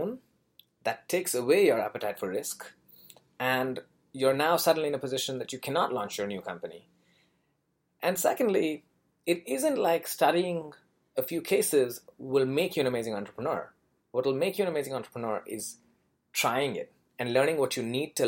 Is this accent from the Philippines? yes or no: no; Kolkata, West Bengal, India; moved away as an adult; also born or lived in Bangalore / Florida / Savannah, Georgia; now in New York, United States; I grew up in Calcutta and then in Bangalore.